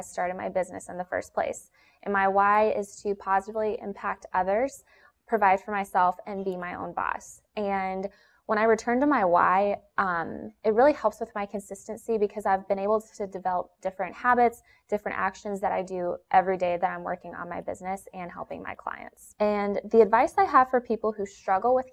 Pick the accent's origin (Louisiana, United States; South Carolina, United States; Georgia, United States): Georgia, United States; Atlanta; I was born and raised in Atlanta, Georgia